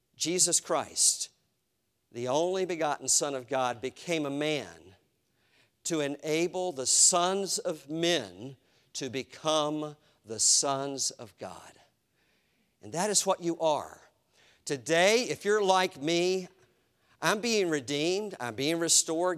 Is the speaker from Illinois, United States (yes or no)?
no; Eastern North Carolina, United States; my house where I grew up in Eastern North Carolina